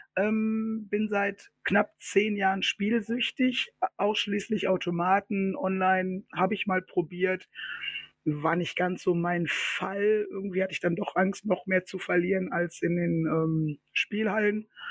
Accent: Ruhr area, North Rhine-Westphalia, Germany; Wir sind ja aus dem Ruhrpott

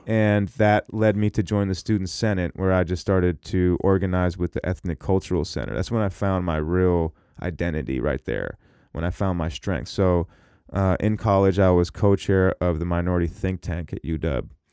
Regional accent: Seattle, Washington, United States; also born or lived in Minneapolis / Orlando, Florida; I was born in Minneapolis, and I moved to Seattle when I was one

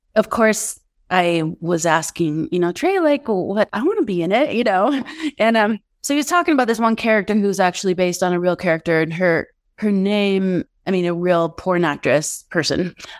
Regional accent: Denver, Colorado, United States; moved away as an adult; also born or lived in Santa Fe, New Mexico / Los Angeles; I grew up in Denver.

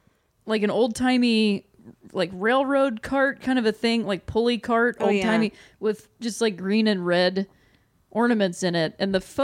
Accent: Akron, Ohio, United States; moved away; I'm from Akron, Ohio. So I'm like a big fan of Ohio sports.

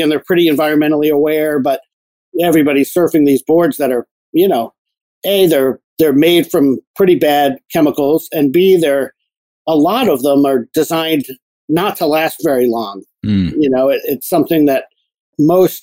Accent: New Jersey, United States; moved away; I grew up down in New Jersey

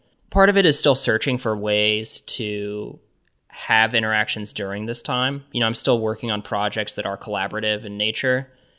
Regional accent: Kansas City, Missouri, United States; So in growing up in Kansas City, I've been going to the Nelson Atkins Museum of Art forever, and that's been like really a place for me.

